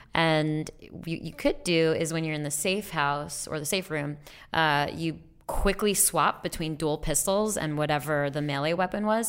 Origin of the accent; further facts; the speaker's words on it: New York, United States; moved away; I could say that I'm from New York